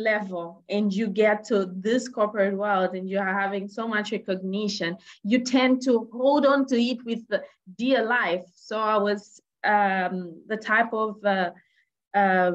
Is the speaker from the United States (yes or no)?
no; Angola; moved away; also born or lived in Zambia; I was born in Angola. So in Africa, and my mom is Zambian